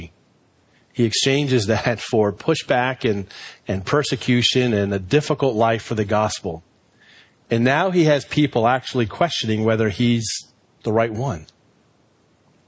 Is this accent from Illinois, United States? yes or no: no; Reston, Virginia, United States; Growing up in Reston Bible Church, when we finally built our building, I was like 14 years old